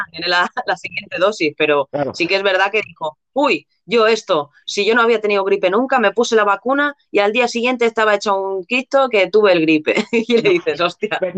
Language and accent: Spanish; Spain; supongo que somos los, españoles, ¿no? Que somos un poco así, ¿no?